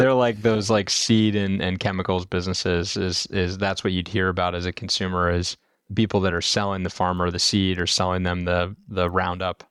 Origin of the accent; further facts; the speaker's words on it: Indiana, United States; moved away as an adult; also born or lived in Chicago / California; I'm from, uh, the Midwest originally, grew up in Indiana